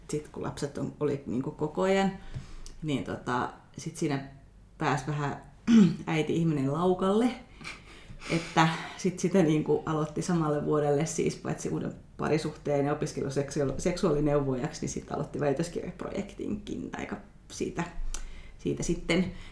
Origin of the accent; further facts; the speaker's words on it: Kajaani, Kainuu, Finland; moved away as an adult; also born or lived in Helsinki / Vantaa; mä oon siis Kajaanista kotoisin